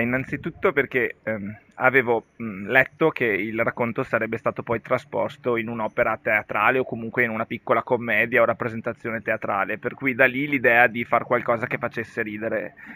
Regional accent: Malo, Veneto, Italy; al mio paese, che è Malo, un paesino nell'Alto Vicentino

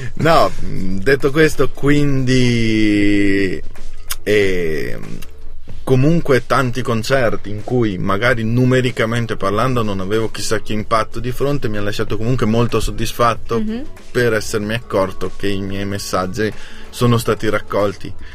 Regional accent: Lavis, Trentino-Alto Adige, Italy; Io sono di Lavis

